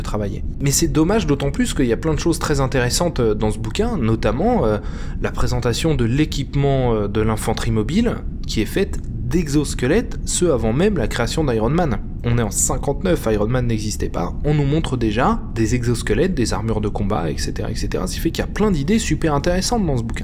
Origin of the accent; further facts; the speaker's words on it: France; en tant que Français